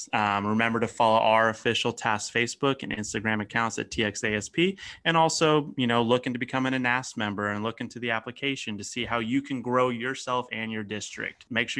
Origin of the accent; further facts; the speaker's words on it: Hawaii, United States; As a Hawaiian